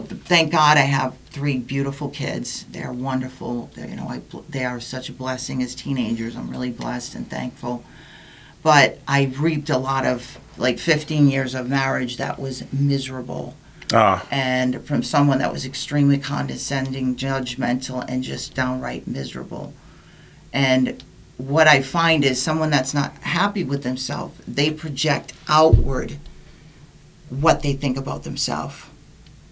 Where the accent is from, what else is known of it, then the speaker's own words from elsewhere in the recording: Silver Lake, Rhode Island, United States; I'm not from Jersey. I'm from Silver Lake